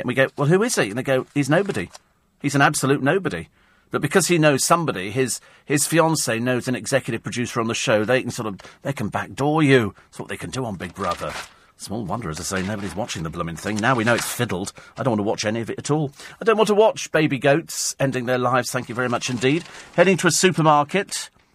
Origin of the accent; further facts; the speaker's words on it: United Kingdom; we're, we're British